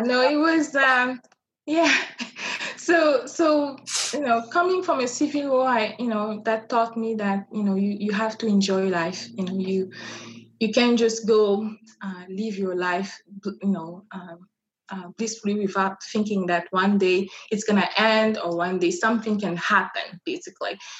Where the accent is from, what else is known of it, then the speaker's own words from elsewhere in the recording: Brazzaville, Republic of the Congo; first language French; English is a second language; moved away as an adult; now in Reno, United States; I come from Brazzaville, which is the uh, capital of uh, Congo.